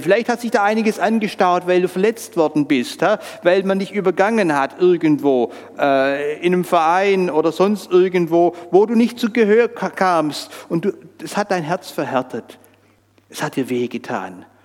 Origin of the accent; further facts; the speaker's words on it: Switzerland; bei uns in der Schweiz